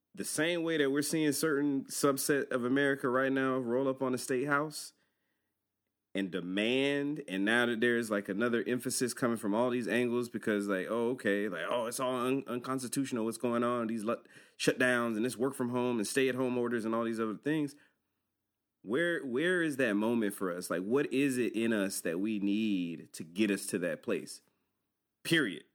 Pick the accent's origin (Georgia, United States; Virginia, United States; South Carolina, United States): Georgia, United States; we're from Georgia.